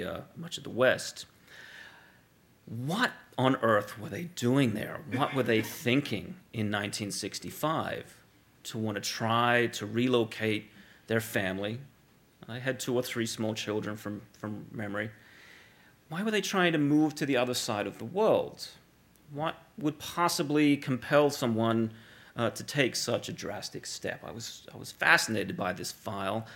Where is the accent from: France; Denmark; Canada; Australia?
Australia; moved away as an adult; also born or lived in California; I'm from Australia originally. I grew up there. I was educated there.